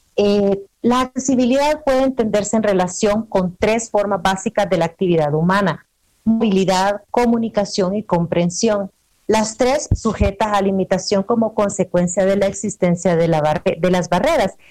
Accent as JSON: {"language": "Spanish", "country": "El Salvador", "moved": "as an adult", "lives_now": "Puebla, Mexico", "said": "yo soy salvadoreña, eh, resido en México desde hace tres años"}